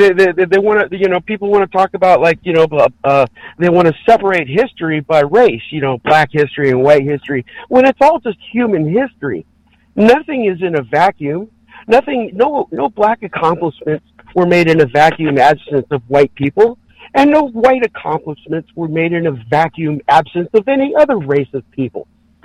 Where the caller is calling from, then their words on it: California, United States; in California.